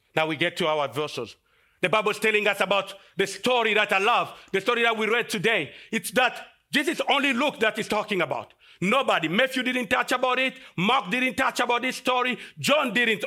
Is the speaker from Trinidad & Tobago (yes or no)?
no; DR Congo; moved away as an adult; I came from Congo, and, uh, in Africa we have fifty-three countries. And the Congo is the second largest country in Af-, in, in Africa, and it's just in the middle